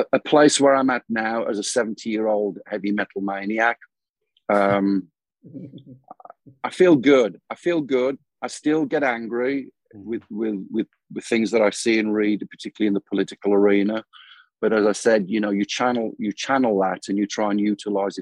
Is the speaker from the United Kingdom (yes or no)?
yes; United Kingdom; moved away as an adult; now in Phoenix, United States; My birthplace is the UK, so that will always be home.